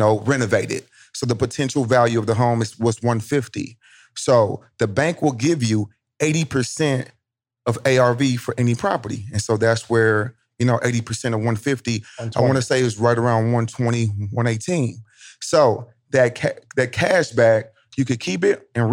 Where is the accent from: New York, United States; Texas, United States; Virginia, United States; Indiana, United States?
Indiana, United States; Indianapolis; I'm from Indianapolis, Indiana